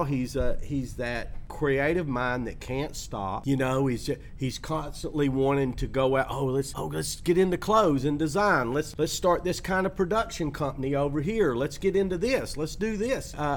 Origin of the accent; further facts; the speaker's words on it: Chattanooga, Tennessee, United States; moved away; I was in Chattanooga, my hometown, back during Christmas time